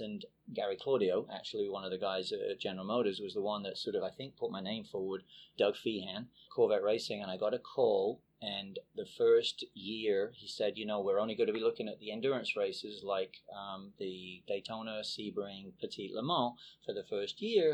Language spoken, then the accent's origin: English; England, United Kingdom; moved away as an adult; now in United States; I was basically grew, uh, grew up in England, uh, born and raised in England